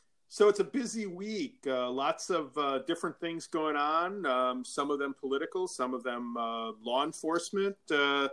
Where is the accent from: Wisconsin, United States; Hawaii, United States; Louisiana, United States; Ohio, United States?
Wisconsin, United States; Milwaukee; happening in my hometown, Milwaukee, although there's hardly anybody here except those of us who live here.